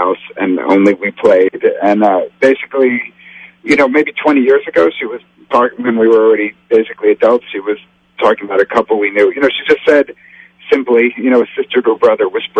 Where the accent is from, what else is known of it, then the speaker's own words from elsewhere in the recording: United States; I'm very American is the point. We've lived here a long time. My family have no relatives with accents or anything like that.